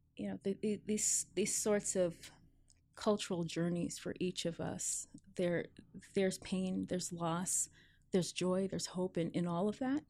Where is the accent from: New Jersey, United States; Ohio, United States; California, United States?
New Jersey, United States; born or raised there; also born or lived in New York, United States / Jamaica (parents); now in Seattle, United States